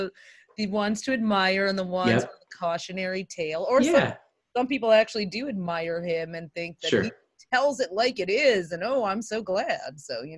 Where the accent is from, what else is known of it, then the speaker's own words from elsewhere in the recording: Michigan, United States; moved away; go back to Michigan where I grew up